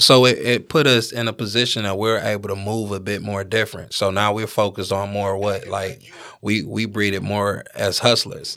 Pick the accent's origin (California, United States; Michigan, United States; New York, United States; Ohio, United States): Michigan, United States; Detroit; I'm from Detroit